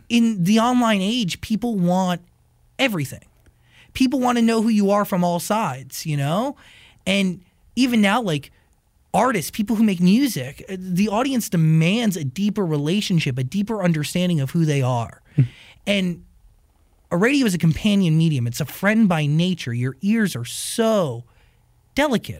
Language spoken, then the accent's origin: English; United States; I grew up right outside of Manhattan. I grew mm-hmm. up 25 miles outside of it